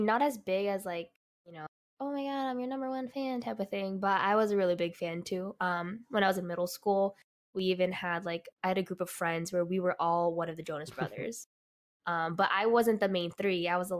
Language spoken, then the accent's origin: English; New York, United States; born there; I was born in New York, so of course I went to New York a lot.